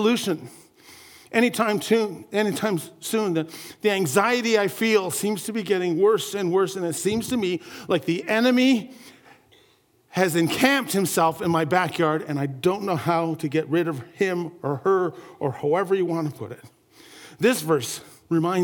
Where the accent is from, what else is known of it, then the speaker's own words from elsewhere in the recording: St. Catharines, Ontario, Canada; my hometown where there was a great big, it's called the Garden City Skyway. I come from St. Catharines, Ontario area